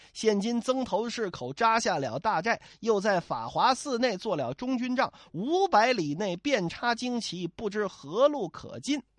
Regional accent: Northeast China, China; 我老家东北啊，好像不太这么说

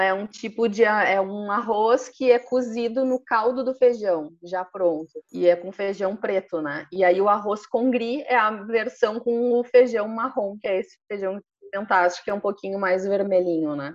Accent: interior of Rio Grande do Sul, Brazil; also born or lived in Porto Alegre; now in Nova Petrópolis, Brazil; sou do interior de Rio Grande, uma cidadezinha bem ao sul

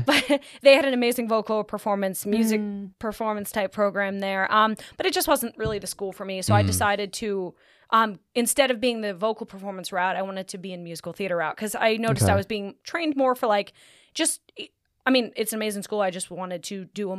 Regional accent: Camp Hill, Pennsylvania, United States; I'm from Camp Hill, Pennsylvania. Camp Hill. Two different words.

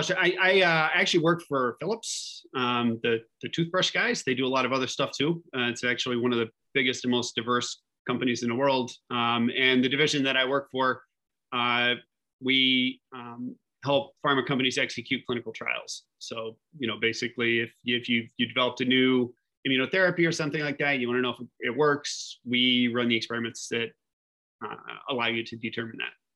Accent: Fairmont, West Virginia, United States; now in New York, United States; I grew up in a, in the woods in West Virginia

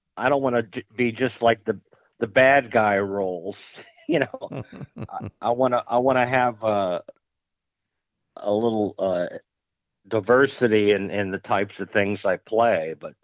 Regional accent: Mount Carmel, Pennsylvania, United States; Well, Mount Carmel, Pennsylvania. It's a small town in the Scranton-Wilkes-Barre area, or the Allentown-Bethlehem area. It's about a three-hour drive from New York City, directly west.

